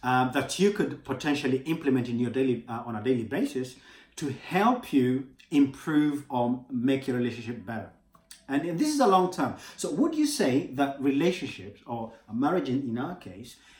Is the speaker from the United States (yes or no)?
no; Kenya; moved away; I'm from Kenya originally